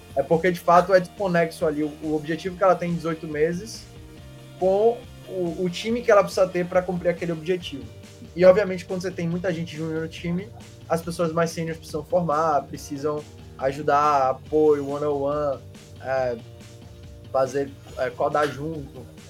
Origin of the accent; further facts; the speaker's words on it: Salvador, Bahia, Brazil; also born or lived in Belém, Pará; eu nasci em Belém, com um ano de idade, vim para Salvador